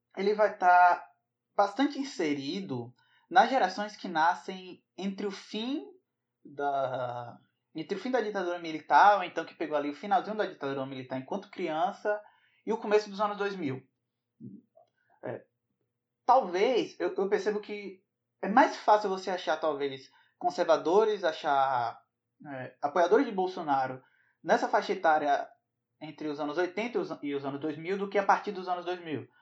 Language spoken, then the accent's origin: Portuguese; Bahia, Brazil; aqui, na Bahia, de onde eu venho